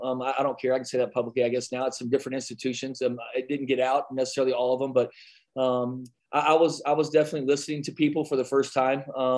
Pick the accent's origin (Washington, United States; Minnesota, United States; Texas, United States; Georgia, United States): Texas, United States; Midland; I grew up in Midland, Texas, so I knew the history and tradition of UTEP.